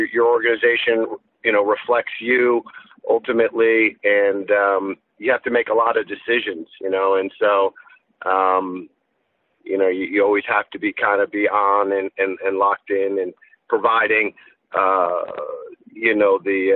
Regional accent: Fairfield, Connecticut, United States; moved away as an adult; now in Vermont, United States; I grew up in Fairfield, Connecticut, and with two younger brothers

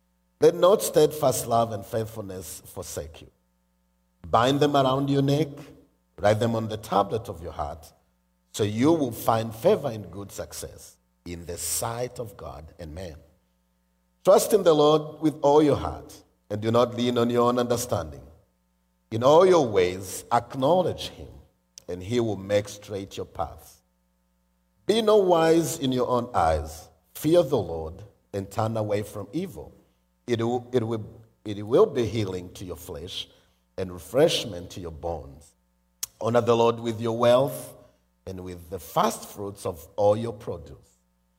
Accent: Rwanda; I am from Rwanda

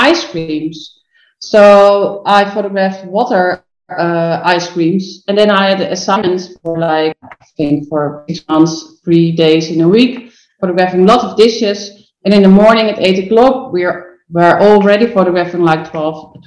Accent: Netherlands; English is a second language; I'm from Holland. I'm not from England

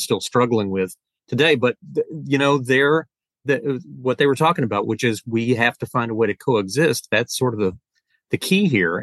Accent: Florida, United States; I grew up in Florida

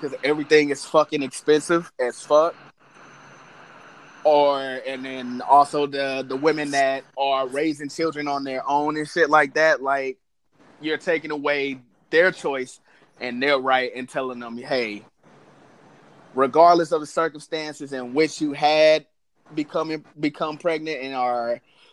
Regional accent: St. Louis, Missouri, United States; I'm from St. Louis, USA.

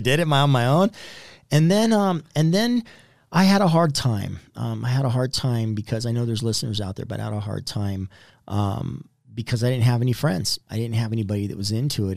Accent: Southern California, United States; I was born in Southern California

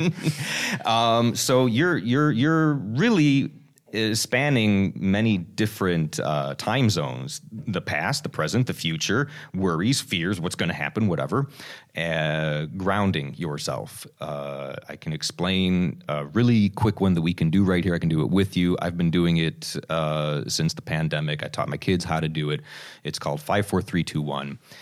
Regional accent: United States; being an American

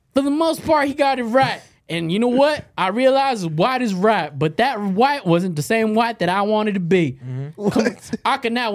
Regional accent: Okinawa, Japan; born there; I was born in Japan. Akinawa, motherfuckers.

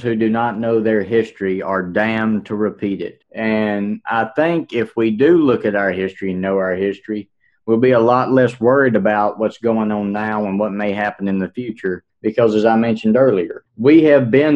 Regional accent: United States

